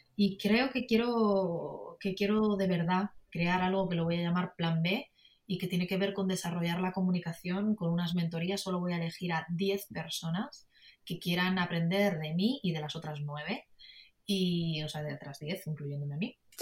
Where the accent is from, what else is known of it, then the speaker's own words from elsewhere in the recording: Madrid, Community of Madrid, Spain; yo soy madrileña, soy española